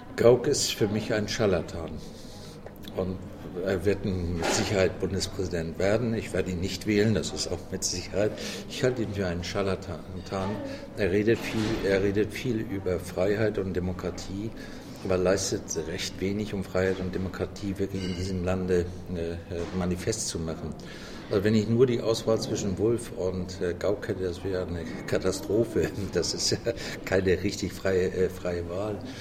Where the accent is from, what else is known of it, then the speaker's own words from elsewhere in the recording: Hamburg, Germany; also born or lived in Bavaria; Also ich bin ja zwar nicht gebürtiger Hamburger, geboren bin ich in einem kleinen Dorf in Bayern, aber in Hamburg aufgewachsen